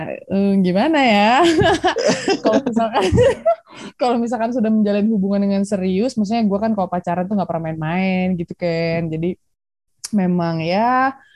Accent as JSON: {"language": "Indonesian", "town": "Bandung", "region": "West Java", "country": "Indonesia", "tie": "born or raised there", "said": "sekarang sih di Bandung, staynya di Bandung, lahir di Bandung."}